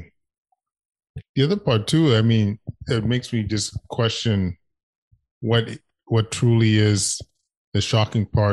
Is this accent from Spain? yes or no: no; Canada; as a Canadian